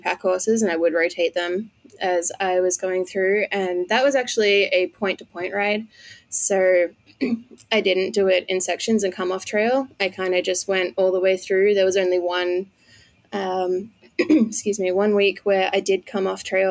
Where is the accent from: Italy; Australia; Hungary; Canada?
Australia; moved away as an adult; also born or lived in Colorado; now in United States; I am from Australia